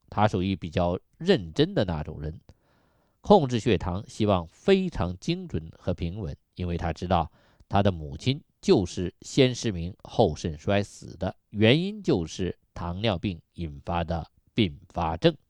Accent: China; 我们中国人

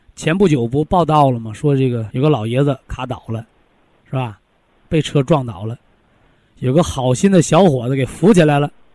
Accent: Shandong, China; 我就是山东人

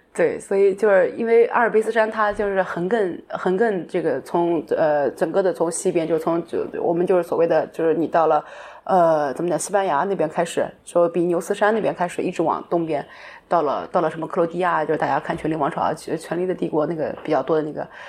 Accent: China; moved away as an adult; also born or lived in Germany; 我们中国人

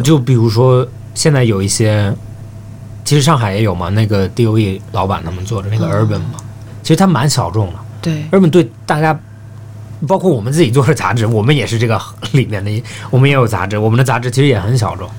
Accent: Australia; moved away; 我小时候在澳大利亚长大的

